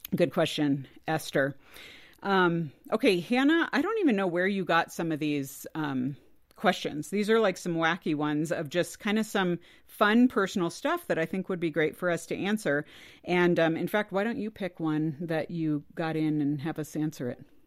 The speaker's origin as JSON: {"language": "English", "region": "California", "country": "United States", "tie": "born or raised there", "said": "I grew up in California"}